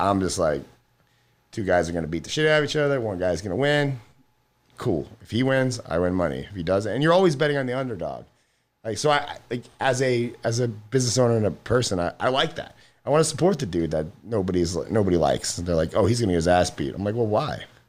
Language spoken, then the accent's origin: English; Florida, United States; I'm from Florida